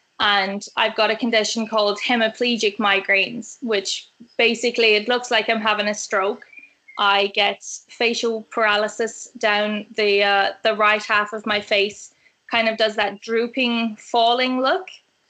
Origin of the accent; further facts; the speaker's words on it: Australia; So I am actually Australian. So I think a lot of the cadence of my voice has changed.